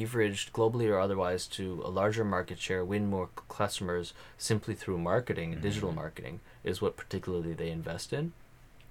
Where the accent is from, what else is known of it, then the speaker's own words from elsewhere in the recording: Canada; I'm being Canadian